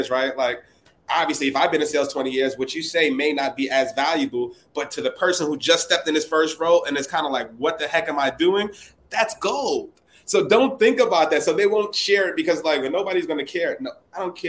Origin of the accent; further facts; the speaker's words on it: New York City, New York, United States; from the Bronx